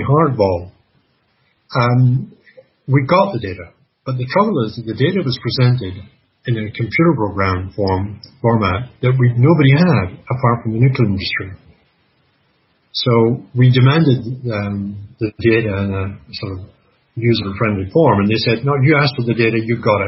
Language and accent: English; Canada; I'm Canadian